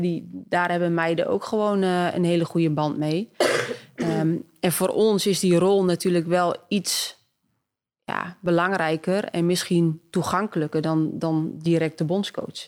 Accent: Twente, Overijssel, Netherlands; ik kom ook maar uit Twente

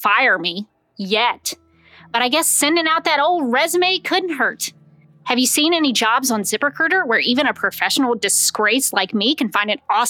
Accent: Birmingham, Alabama, United States; After college, I went to work for my hometown station, WAFM-TV3 in Birmingham, Alabama.

